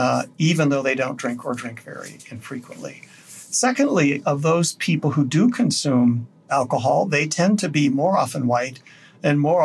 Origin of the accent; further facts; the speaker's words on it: Wyoming, United States; now in Colorado, United States; my home state of Wyoming